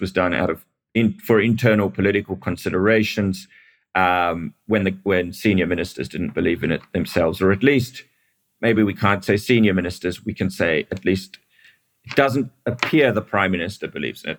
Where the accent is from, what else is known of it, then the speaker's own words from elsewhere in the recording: Australia; also born or lived in South Africa; now in Israel; I grew up in Australia, but I was born in South Africa.